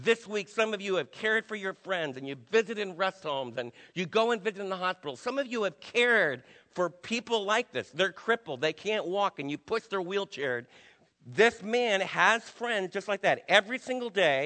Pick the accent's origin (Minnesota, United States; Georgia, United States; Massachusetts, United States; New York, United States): New York, United States; I was raised in New York